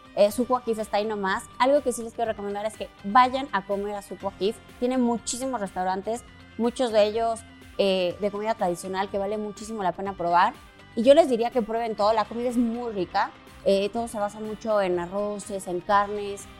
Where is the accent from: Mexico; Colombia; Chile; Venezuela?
Mexico; como mexicanos somos muy dicharacheros y muy amigueros